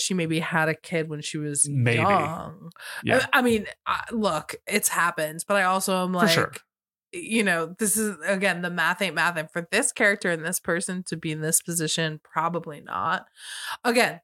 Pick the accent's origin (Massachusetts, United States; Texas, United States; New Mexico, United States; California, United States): Massachusetts, United States; Cambridge; I grew up outside of Harvard Square